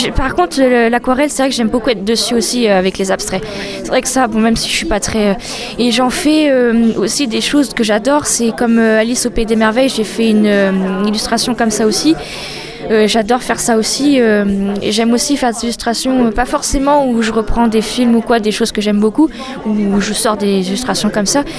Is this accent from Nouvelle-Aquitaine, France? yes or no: yes; Poitiers, Nouvelle-Aquitaine, France; je suis de Poitiers